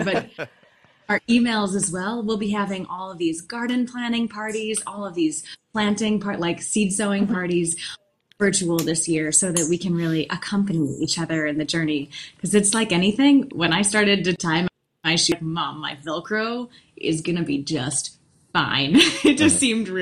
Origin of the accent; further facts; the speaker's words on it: Finger Lakes, New York, United States; growing up in the Finger Lakes